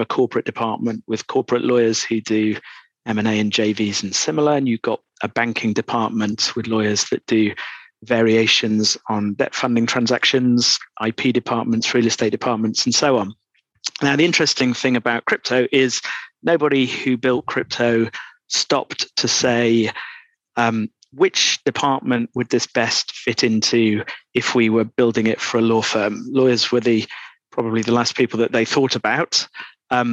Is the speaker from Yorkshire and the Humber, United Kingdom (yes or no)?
yes; Doncaster, Yorkshire and the Humber, United Kingdom; moved away as an adult; now in London, United Kingdom; Oh, well, I'm from Doncaster. So that will be less apparent in my accent now than it was 25 years ago when I came to London.